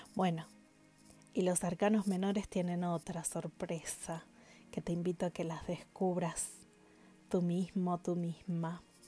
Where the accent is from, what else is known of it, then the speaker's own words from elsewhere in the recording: Paraná, Entre Ríos, Argentina; en Entre Ríos, en mi ciudad, mi pueblo natal, en Paraná, justamente, en mi ciudad natal